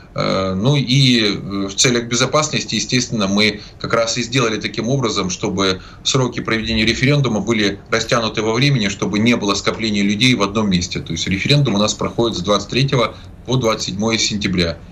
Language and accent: Russian; Zaporizhzhia, Zaporizhzhia Oblast, Ukraine; Запорожье это мой родной город, я там родился и прожил свыше 30 лет